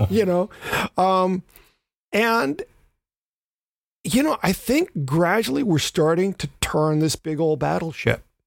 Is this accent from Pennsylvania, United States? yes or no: no; Memphis, Tennessee, United States; my hometown of Memphis